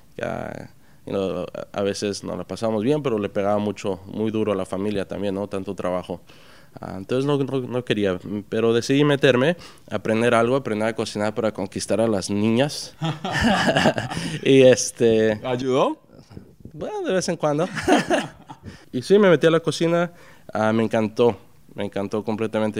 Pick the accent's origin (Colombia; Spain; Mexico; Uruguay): Mexico; Puerto Peñasco, Sonora; now in New York, United States; me crié en Puerto Peñasco, México, que es en ah, en el mar de Cortés.